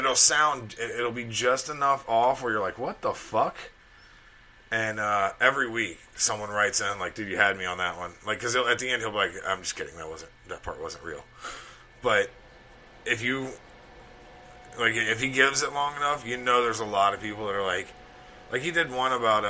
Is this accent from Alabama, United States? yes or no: yes; Alabama, United States; growing up in Alabama